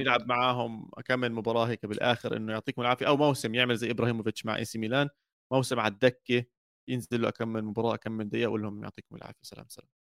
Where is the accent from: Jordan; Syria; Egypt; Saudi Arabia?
Jordan; انا كاردني